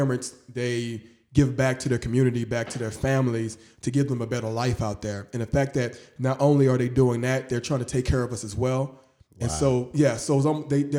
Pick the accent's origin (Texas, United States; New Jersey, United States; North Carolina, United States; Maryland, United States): Texas, United States; Houston; I was born in Houston, Texas, but both my parents are from Nigeria.